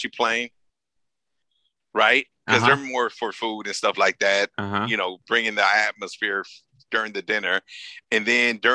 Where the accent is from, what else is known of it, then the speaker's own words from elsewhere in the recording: Los Angeles, California, United States; I'm a kid from South LA, right? South Central LA.